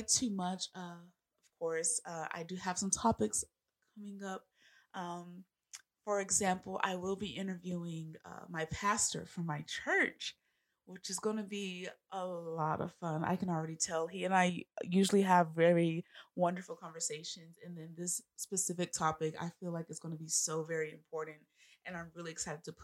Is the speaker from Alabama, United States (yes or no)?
yes; Alabama, United States; I am from Sweet Home, Alabama.